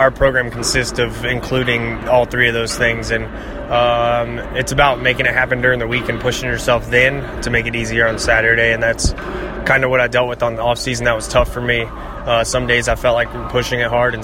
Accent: Southeast, United States; growing up in the Southeast

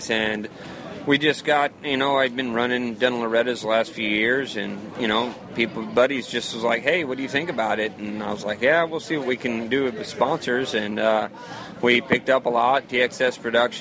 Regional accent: Cape Girardeau, Missouri, United States; I'm from Cape Girardeau, Missouri, is where I grew up at.

